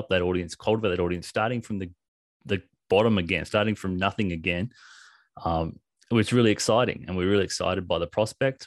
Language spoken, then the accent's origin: English; Australia; we are Australian